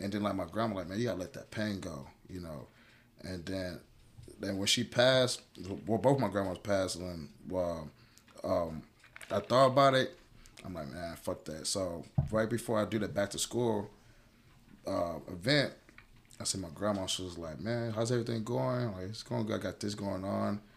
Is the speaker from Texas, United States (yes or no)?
yes; Houston, Texas, United States; born or raised there; also born or lived in Cincinnati, Ohio